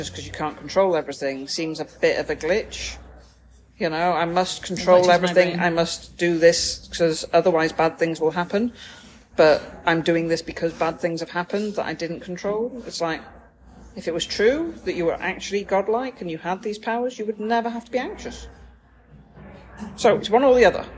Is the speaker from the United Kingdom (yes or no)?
yes; Anglesey, Wales, United Kingdom; moved away as an adult; also born or lived in Manchester; I grew up on Anglesey.